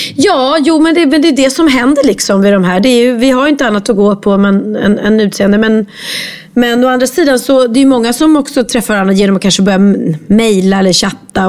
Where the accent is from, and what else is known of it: Sweden